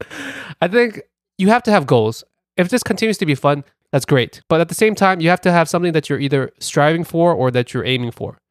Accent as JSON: {"language": "English", "town": "New York City", "region": "New York", "country": "United States", "accent": "Brooklyn", "said": "my Brooklyn accent"}